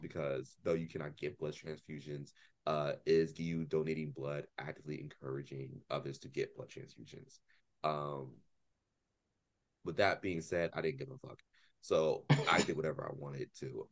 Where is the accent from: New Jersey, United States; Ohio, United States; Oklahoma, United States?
Ohio, United States; Columbus; moved away; also born or lived in Philadelphia, Pennsylvania; I grew up in Columbus, Ohio